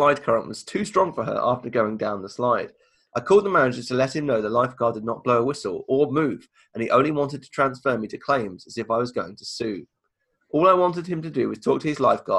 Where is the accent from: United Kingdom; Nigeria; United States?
United Kingdom; We're very reserved in the UK